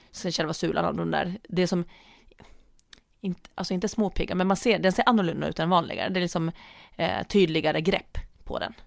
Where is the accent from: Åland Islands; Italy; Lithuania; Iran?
Åland Islands; moved away; när jag tränade friidrott hemma på Åland